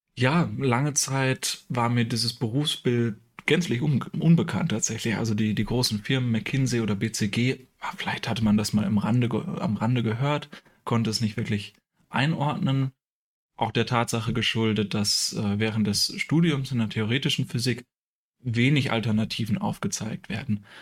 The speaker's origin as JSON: {"language": "German", "area": "a small village near Hamelin", "region": "Lower Saxony", "country": "Germany", "also_born_or_lived": "Münster", "moved": "as an adult", "said": "ich komme ursprünglich aus einem kleinen Dorf in der Nähe von Hameln"}